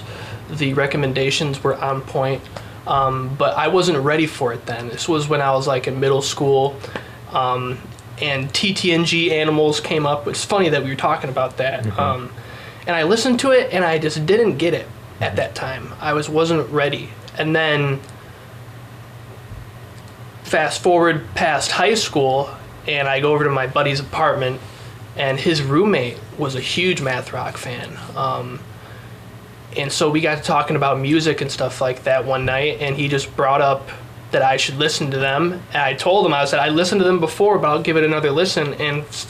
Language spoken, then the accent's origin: English; Romeo, Michigan, United States; moved away as an adult; now in Mount Pleasant, United States; I'm 22. I'm from Romeo, and I am a sophomore here at CMU